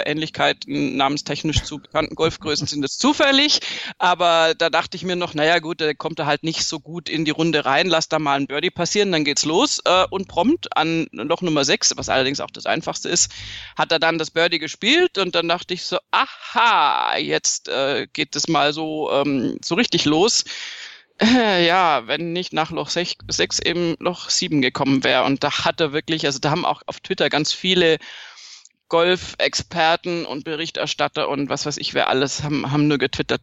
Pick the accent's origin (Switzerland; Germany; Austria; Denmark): Germany; Swabia, Baden-Württemberg; ich bin Schwäbin